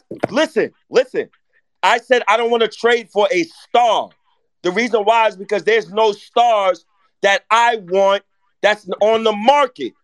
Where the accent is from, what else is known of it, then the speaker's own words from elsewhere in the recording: Jamaica; I'm Jamaican.